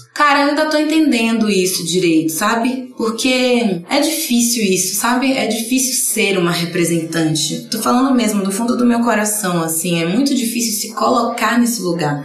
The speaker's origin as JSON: {"language": "Portuguese", "town": "Camaçari", "region": "Bahia", "country": "Brazil", "tie": "born or raised there", "also_born_or_lived": "Candeias", "moved": "yes", "said": "eu nasci em Candeias, só nasci em Candeias. Eu fui criada em Camaçari."}